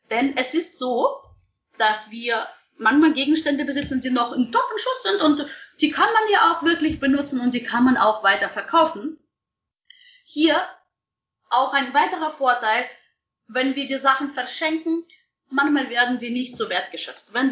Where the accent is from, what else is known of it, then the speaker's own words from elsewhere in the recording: Munich, Bavaria, Germany; ich meine, ich komme aus München